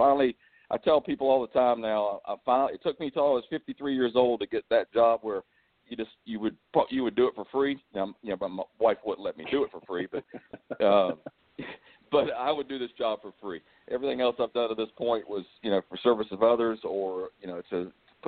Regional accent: Hanahan, South Carolina, United States; I grew up in Hanahan

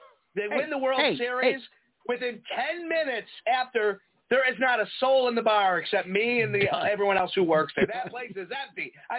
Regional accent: Prospect Heights, Illinois, United States; You know, I come from Prospect Heights.

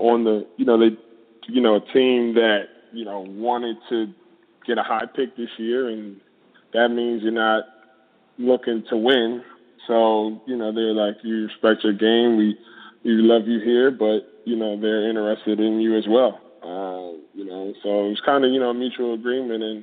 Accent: New Jersey, United States; my hometown in South Jersey

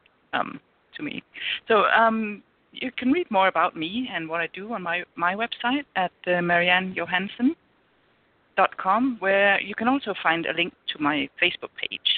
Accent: Denmark; moved away as an adult; I'm from Denmark, and I live here now

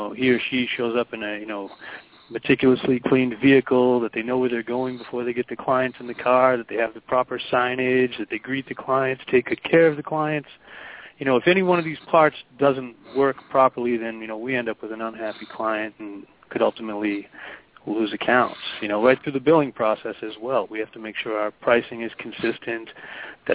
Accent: Boston, Massachusetts, United States; I'm born and raised in Boston

